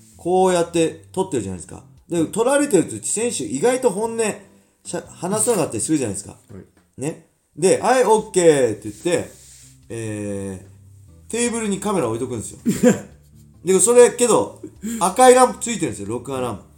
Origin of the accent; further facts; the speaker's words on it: Inashiki, Ibaraki, Japan; moved away as an adult; now in Tsukuba, Japan; 僕の実家にいた時なんですよ僕の実家に稲敷市に住んでた時